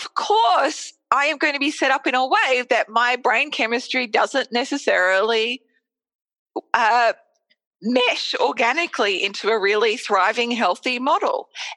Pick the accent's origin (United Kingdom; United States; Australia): Australia; I'm Australian